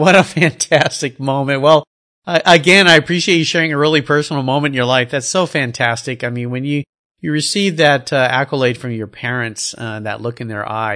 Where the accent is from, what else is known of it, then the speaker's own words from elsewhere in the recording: Southern California, United States; I remember growing up in Southern California